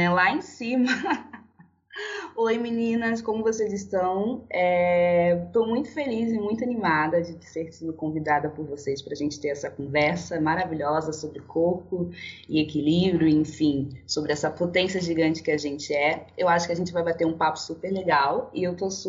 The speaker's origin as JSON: {"language": "Portuguese", "country": "Angola", "also_born_or_lived": "Brazil", "lives_now": "São Paulo, Brazil", "said": "é, eu sou angolana e brasileira. Eu fui naturalizada no Rio de Janeiro, atualmente agora eu moro em São Paulo."}